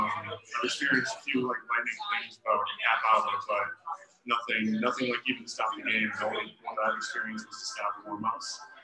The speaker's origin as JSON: {"language": "English", "area": "Tipperary", "region": "Wisconsin", "country": "United States", "said": "I'm from Tipperary, Wisconsin."}